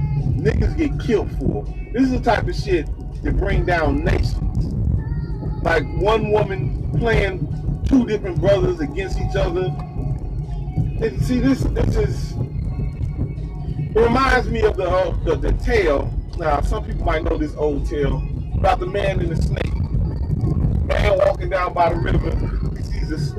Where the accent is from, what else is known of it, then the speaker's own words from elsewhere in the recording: Chicago, Illinois, United States; I come from one of the most fucked up places in Chicago